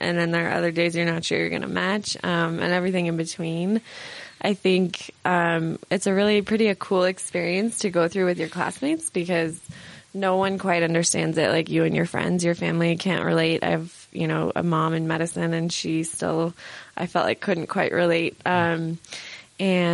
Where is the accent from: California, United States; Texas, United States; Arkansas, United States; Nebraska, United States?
California, United States; San Francisco; I'm from San Francisco